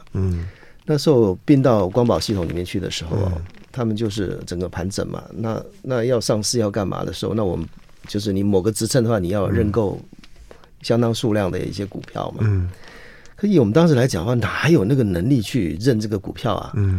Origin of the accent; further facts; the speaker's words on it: Chiayi, Taiwan; 我是嘉义人，我是学电子工程的。